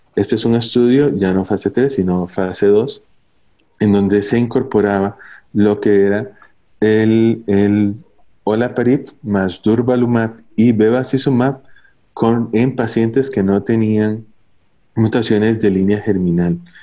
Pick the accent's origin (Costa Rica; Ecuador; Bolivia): Costa Rica; soy oncólogo médico de Costa Rica, trabajo para la Seguridad Social en el Hospital México